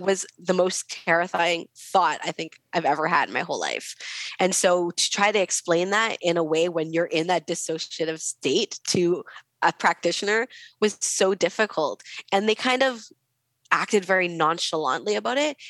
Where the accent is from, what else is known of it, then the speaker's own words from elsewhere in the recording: West Coast, United States; I'm from the West Coast